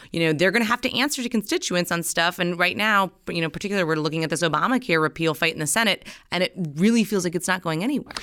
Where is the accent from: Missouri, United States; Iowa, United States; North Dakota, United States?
North Dakota, United States; moved away as an adult; now in Washington, D.C., United States; I'm originally from North Dakota